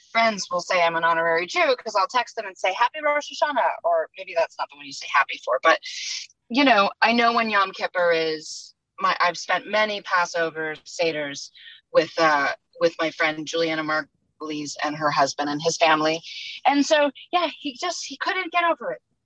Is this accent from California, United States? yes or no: yes; Los Angeles, California, United States; I grew up in the Fairfax district